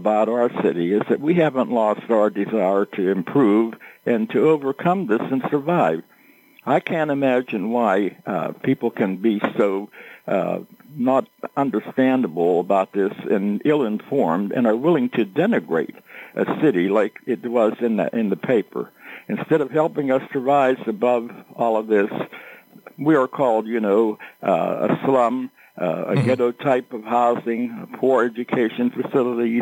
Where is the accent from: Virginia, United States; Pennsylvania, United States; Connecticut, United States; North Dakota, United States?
Pennsylvania, United States; McKeesport; I was born and raised in McKeesport